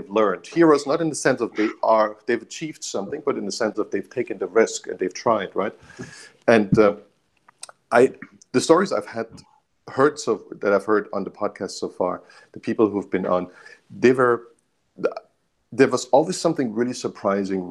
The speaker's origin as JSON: {"language": "English", "country": "Germany", "tie": "born or raised there", "moved": "yes", "said": "growing up in Germany, which isn't Switzerland"}